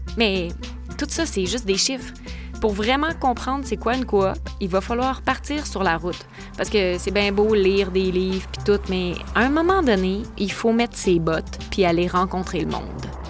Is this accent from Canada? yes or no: yes; Lévis, Quebec, Canada; je suis née à Lévis, à quelques de la maison d'Alphonse puis de Rimène Desjardins.